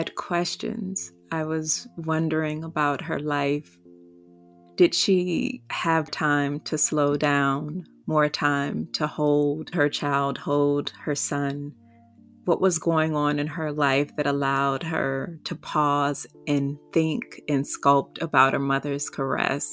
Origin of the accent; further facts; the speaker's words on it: Washington, District of Columbia, United States; I was also born a Black woman in the nation's capital